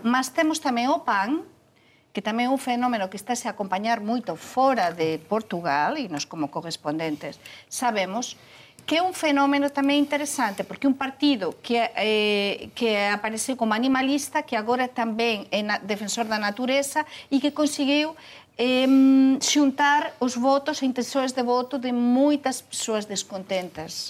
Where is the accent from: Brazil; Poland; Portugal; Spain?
Spain; Portuguese is a second language; eu falo também como espanhola